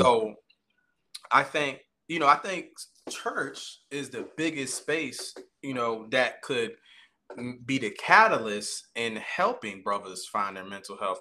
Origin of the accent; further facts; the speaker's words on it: Caroline County, Virginia, United States; I currently reside in Caroline County, Virginia, um, and that's where I was born and bred